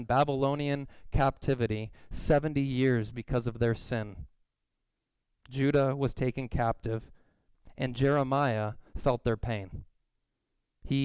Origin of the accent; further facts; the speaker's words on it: Southern California, United States; moved away; I grew up in Southern California